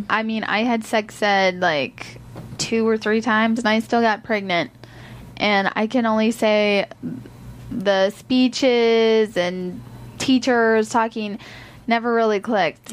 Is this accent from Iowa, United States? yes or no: yes; Iowa, United States; moved away as an adult; I'm from Iowa. I had a great childhood growing up